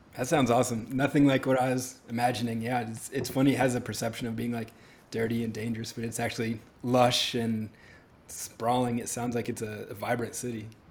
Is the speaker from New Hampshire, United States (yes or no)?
yes; New Hampshire, United States; growing up in New Hampshire, it was frigid